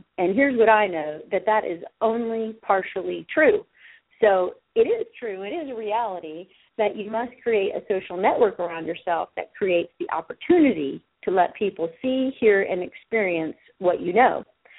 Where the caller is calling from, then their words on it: Sherrills Ford, North Carolina, United States; I am calling you from Cheryl's Ford, North Carolina